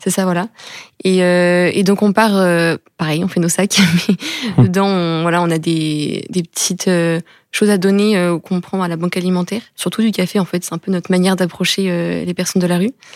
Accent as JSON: {"language": "French", "town": "Tours", "region": "Centre-Val de Loire", "country": "France", "tie": "born or raised there", "moved": "as an adult", "lives_now": "Rennes, France", "said": "je viens de Tours. J'ai grandi à Tours et je suis arrivée à Rennes cette année"}